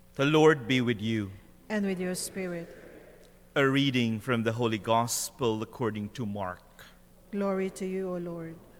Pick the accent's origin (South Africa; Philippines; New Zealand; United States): Philippines; as a Filipino